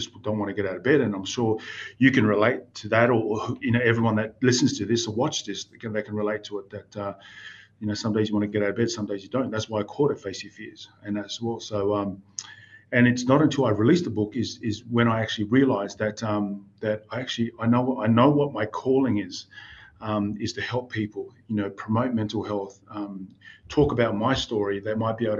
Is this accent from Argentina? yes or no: no; Newcastle, New South Wales, Australia; growing up in Newcastle, New South Wales